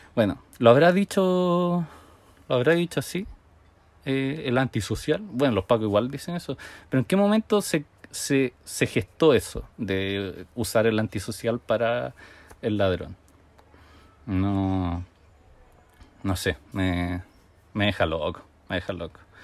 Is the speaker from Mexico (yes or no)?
no; Chile; yo nací en Chile por pura casualidad